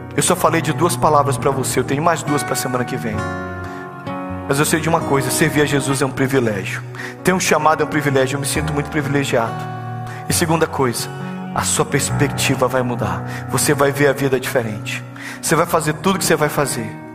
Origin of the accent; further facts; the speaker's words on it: Belém, Pará, Brazil; Eu sou de Belém